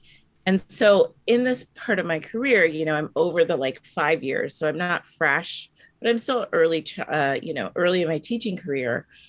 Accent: United States; growing up in America, we've learned a lot of the history of the, you know, the victor, or the colonizer, or, you know, in America, it's predominantly white history that we've learned.

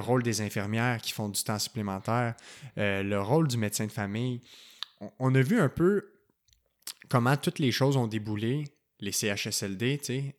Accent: Quebec, Canada; chez nous au Québec

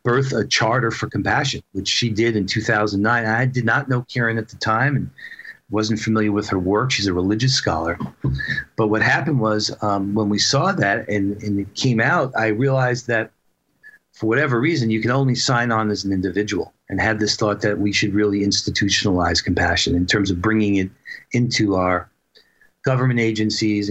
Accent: New York, United States; now in Seattle, United States; I grew up in New York, but I had moved out to Seattle

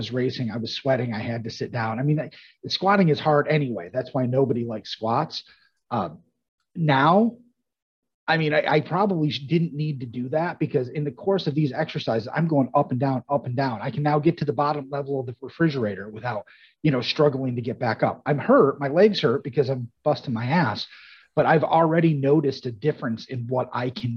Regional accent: Altmar, New York, United States; I'm from Altmar, Williamstown area

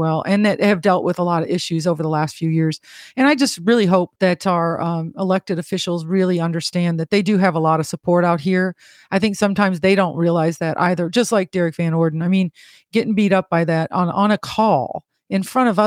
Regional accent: Illinois, United States; moved away; I was born and raised in Illinois.

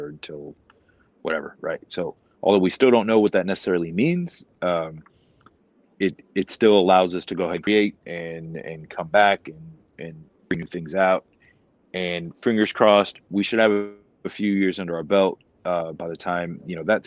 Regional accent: Florida, United States; moved away; I grew up in Florida.

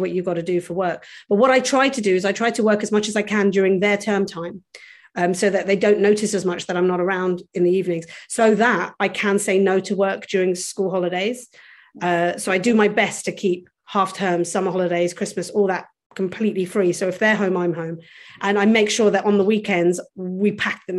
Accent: London, United Kingdom; I grew up in London, which is considered one of the lands of opportunity

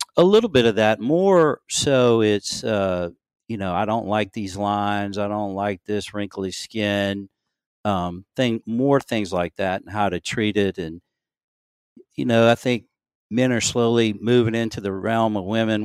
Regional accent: Louisiana, United States; moved away as an adult; also born or lived in Shreveport, Louisiana / Maryland; now in Gulfport, United States; I grew up in Louisiana, went to L S U, uh, undergraduate

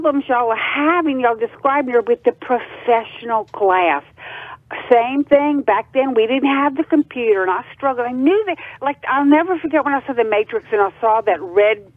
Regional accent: Acadiana, Louisiana, United States; moved away as an adult; now in North Carolina, United States; I'm from Louisiana. I'm from Acadiana. I live there most of my life

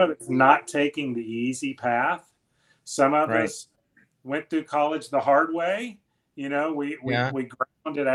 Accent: the South, United States; I'm from the South

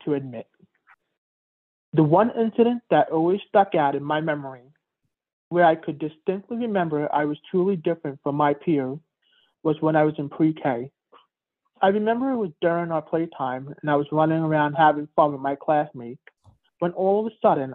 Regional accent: New York City, New York, United States; I was born premature in April of 1984 at St. Joseph's Hospital in Queens, New York

